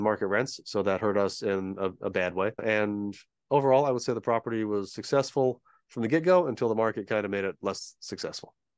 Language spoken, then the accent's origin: English; San Diego, California, United States; moved away as an adult; We're from Southern California. We both grew up here, both went to college here